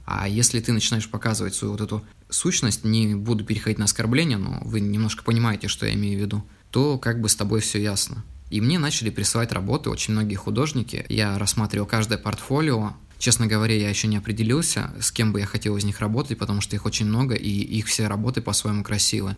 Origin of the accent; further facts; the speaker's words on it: Yakutsk, Sakha Republic, Russia; из города Якутска. Это мой родной город